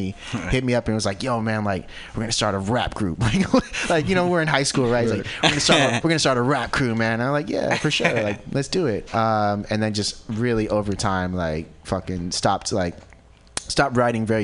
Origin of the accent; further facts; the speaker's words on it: Santa Cruz, California, United States; born and raised in Santa Cruz